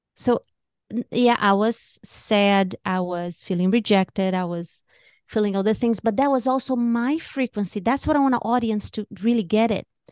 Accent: Brazil; moved away as an adult; now in United States; I was born and raised in Brazil. I came to America when I was twenty-two

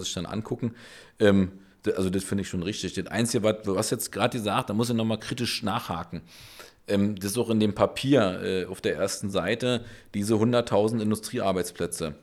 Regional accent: Berlin, Germany; ich bin Berliner, Urberliner, ich habe Berlin erfunden

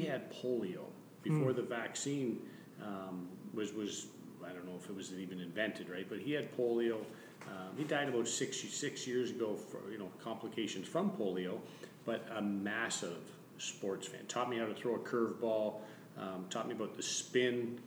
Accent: Arthur, Ontario, Canada; moved away; I'm so proud of my hometown. I grew up in a little wee place called Arthur, Ontario.

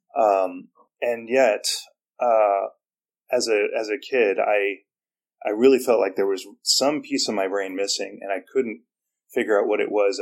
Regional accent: San Francisco, California, United States; moved away; also born or lived in Alaska; I'm from San Francisco

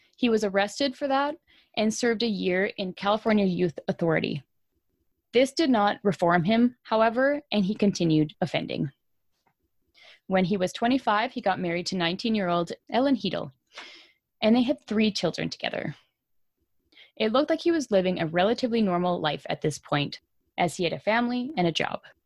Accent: Canada; I'm Canadian.

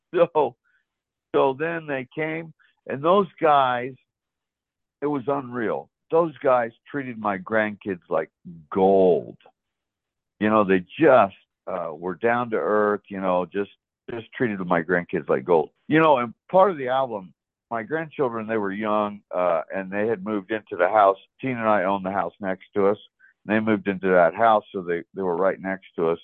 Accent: West Palm Beach, Florida, United States; moved away; also born or lived in Oregon / Orem, Utah / Nephi, Utah; I grew up in South Florida, so West Palm Beach, and we moved out west in 1986 and went from Florida to uh, Oregon

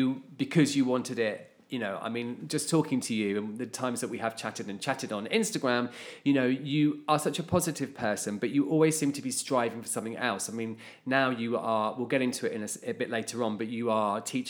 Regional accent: Hertfordshire, East of England, United Kingdom; Strangely, because we obviously are sisters, I am from Hertfordshire too.

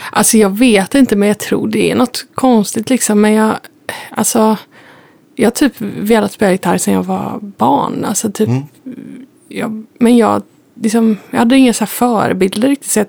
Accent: Gothenburg, Västra Götaland, Sweden; accent: West Coast dialect; Jag är från Göteborg.

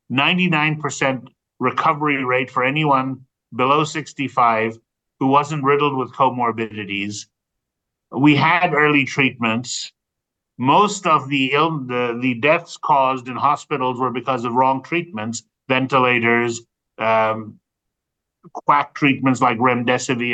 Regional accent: United States; my home country of the U.S.

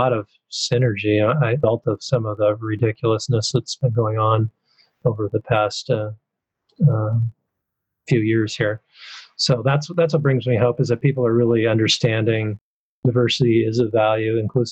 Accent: the Northwest, Pacific Northwest, United States; I'm from the Northwest. I haven't lived in the South.

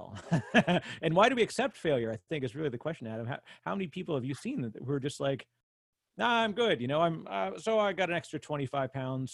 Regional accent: Canada; I'm Canadian

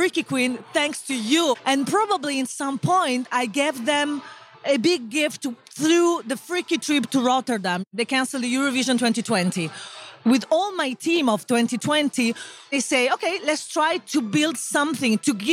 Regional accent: Italy; I come from Italy.

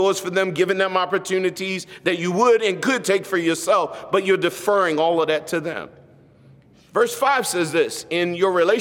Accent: United States; as an American

